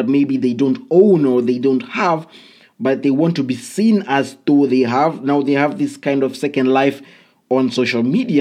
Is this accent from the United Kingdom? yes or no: no; Kenya; I come from Kenya